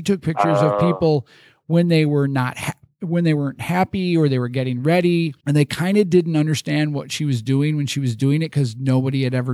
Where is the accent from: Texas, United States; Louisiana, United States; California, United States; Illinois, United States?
Illinois, United States; Chicago suburbs; now in Des Moines, United States; growing up in the Chicago suburbs